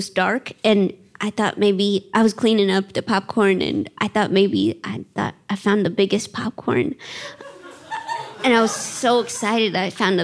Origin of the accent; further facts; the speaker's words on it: St. Louis, Missouri, United States; I was born in St. Louis